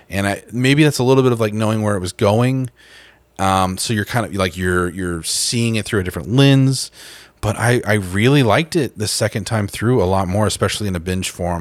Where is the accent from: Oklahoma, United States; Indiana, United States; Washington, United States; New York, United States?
Oklahoma, United States; Tulsa; my hometown of, uh, Tulsa, Oklahoma